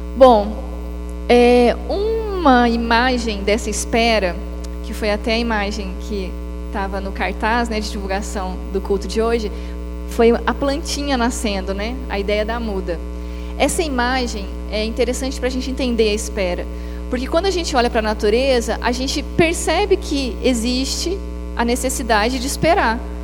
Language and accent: Portuguese; Maringá, Paraná, Brazil; moved away as an adult; now in Belo Horizonte, Brazil; Eu sou de Maringá, no Paraná.